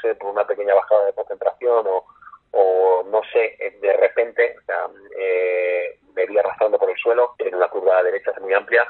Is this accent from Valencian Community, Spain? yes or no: yes; Requena, Valencian Community, Spain; soy de Requena.